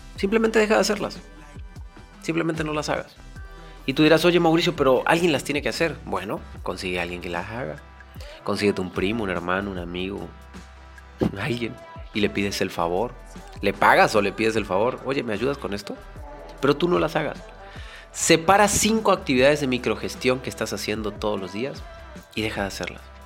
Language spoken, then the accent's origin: Spanish; Mexico; en México le decimos la talacha